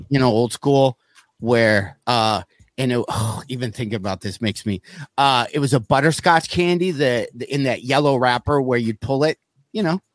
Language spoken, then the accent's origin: English; South Lyon, Michigan, United States; the town I grew up in in South Lyon, Michigan